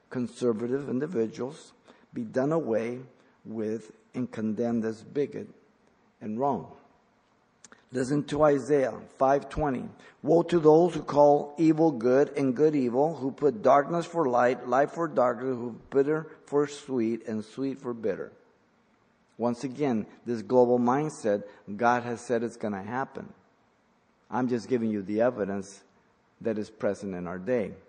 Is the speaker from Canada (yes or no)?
no; Mexico; English is a second language; moved away; I came from Mexico, I learned English.